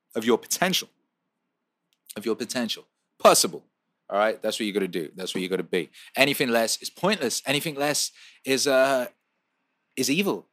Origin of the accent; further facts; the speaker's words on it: Wales, United Kingdom; also born or lived in West Bromwich, England; now in Los Angeles, United States; I was born in West Bromwich and I grew up in Wales, and now I live in Los Angeles